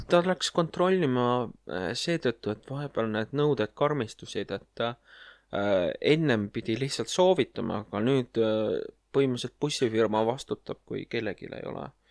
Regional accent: Tallinn, Harju County, Estonia; ma olen ise Mustamäelt

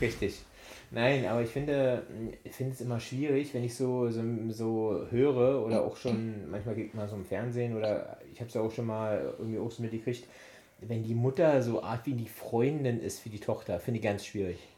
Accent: East Germany, Germany; ich komme aus dem Osten, wir hatten ja früher ich wenig

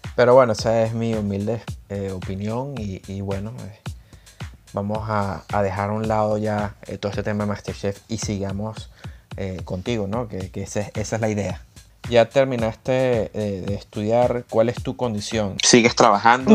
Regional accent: Venezuela; moved away; Venezuela, que es de donde soy yo

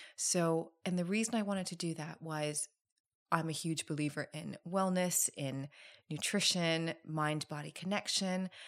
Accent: Thailand; I'm from Thailand

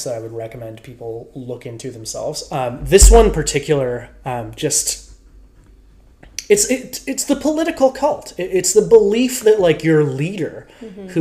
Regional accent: Canada; We're Canadian

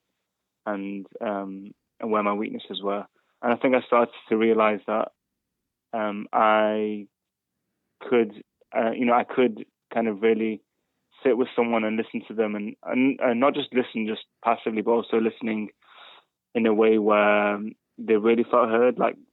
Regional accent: Manchester, North West England, United Kingdom; first language English; moved away as an adult; also born or lived in Spain; now in Bristol, United Kingdom; I did 1 year back in my hometown in Manchester.

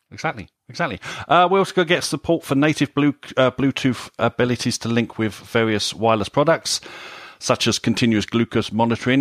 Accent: United Kingdom; we're British here

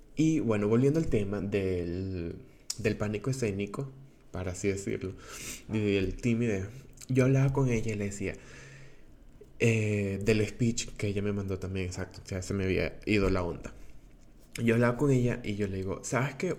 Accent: Venezuela; first language Spanish; now in Portugal; soy venezolano, eh, tengo 22 años y actualmente vivo en Portugal.

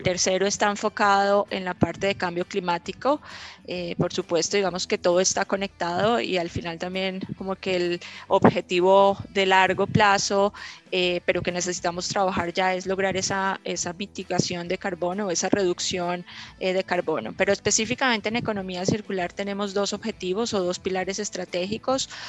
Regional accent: Colombia; siendo colombiana

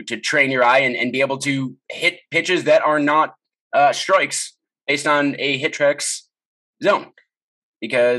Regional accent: Chicago, Illinois, United States; now in Seattle, United States; I grew up in Chicago

